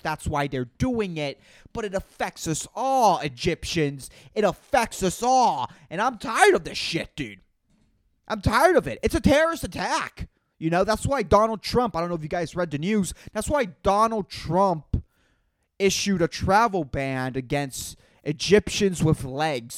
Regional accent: Puerto Rico; I'm from Puerto Rico

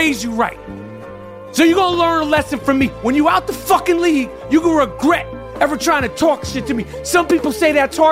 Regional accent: New York City, New York, United States; I'm from New York City

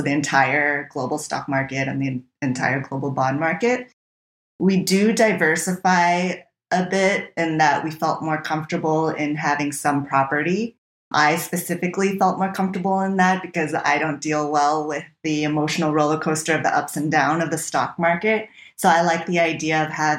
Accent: San Francisco Bay Area, California, United States; moved away as an adult; I'm originally from the US, from the San Francisco Bay Area

